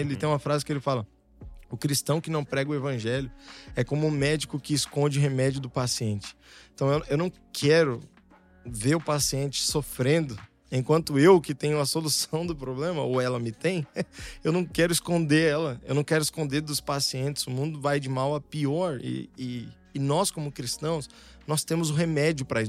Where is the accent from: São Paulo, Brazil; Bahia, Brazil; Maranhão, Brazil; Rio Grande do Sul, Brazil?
São Paulo, Brazil; Santo André; also born or lived in São Bernardo do Campo; Eu morava em Santo André, no Bom Pastor